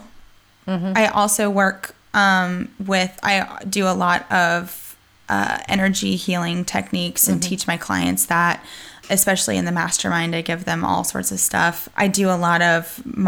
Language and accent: English; United States; accent: a little bit of Southern accent; now in North Carolina, United States; I am American.